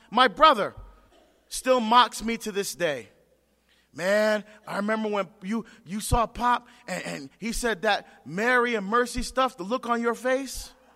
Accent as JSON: {"language": "English", "country": "Barbados", "moved": "yes", "said": "I'm from Barbados"}